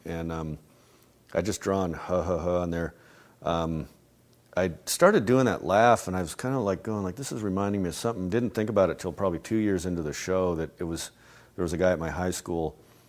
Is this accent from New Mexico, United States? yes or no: yes; Albuquerque, New Mexico, United States; I grew up in Albuquerque, New Mexico, actually, and it always seemed like every middle-aged authority figure had a Texas accent.